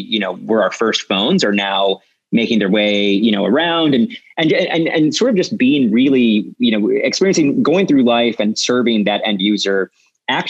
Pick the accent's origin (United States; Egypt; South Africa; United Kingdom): United States; Milwaukee, Wisconsin; now in California, United States; I grew up in Milwaukee, Wisconsin